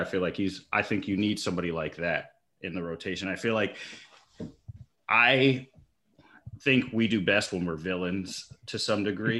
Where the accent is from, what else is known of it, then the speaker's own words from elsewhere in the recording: upstate New York, United States; now in Texas, United States; I grew up in upstate New York and then have moved out west now. So currently I live in Texas